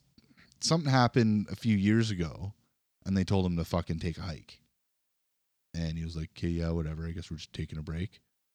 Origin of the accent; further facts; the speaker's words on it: Kenora, Ontario, Canada; When I went to see him, it was at a hotel ballroom back where I grew up in Kenora.